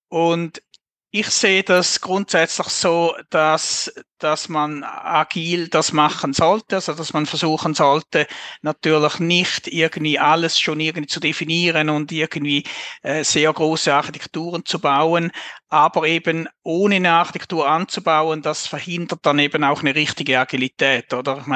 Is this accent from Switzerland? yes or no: yes; Switzerland; accent: Swiss German; man hört es wahrscheinlich auch an meinem Dialekt